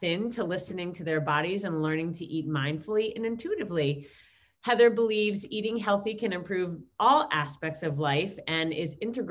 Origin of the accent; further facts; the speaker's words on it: New York, United States; we're all from New York